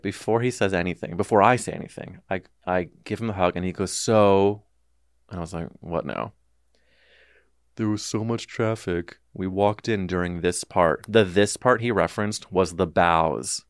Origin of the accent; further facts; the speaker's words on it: St. Louis, Missouri, United States; growing up in the Midwest in a very specific sliver of Saint Louis